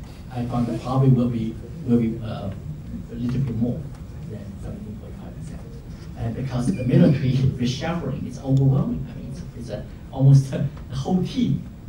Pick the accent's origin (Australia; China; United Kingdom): China; It's not like the time when I grew up in China.